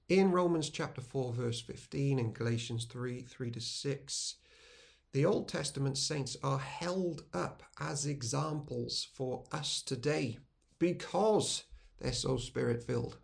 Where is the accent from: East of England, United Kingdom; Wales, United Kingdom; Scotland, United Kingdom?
Wales, United Kingdom; We can remain as Welsh people who worship with our Welsh hymns and Welsh language and Welsh food